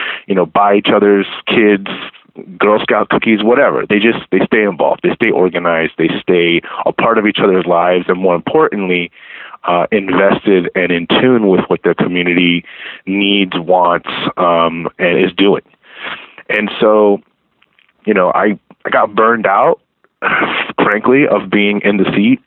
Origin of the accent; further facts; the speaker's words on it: Baldwin Park, California, United States; I grew up in Baldwin Park, which is a city about 18 miles east of downtown.